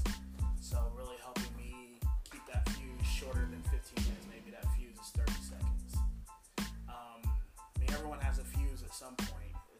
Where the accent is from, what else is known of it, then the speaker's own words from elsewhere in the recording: Indiana, United States; now in Utah, United States; I'm from Indiana, and we're all from Indiana